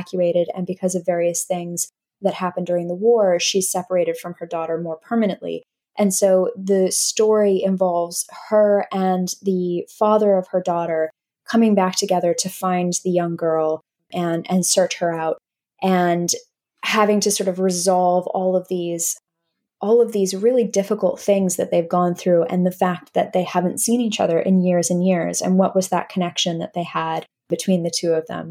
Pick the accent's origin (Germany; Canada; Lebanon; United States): United States; accent: North American; now in London, United Kingdom; my accent are North American. So I'm from the U.S.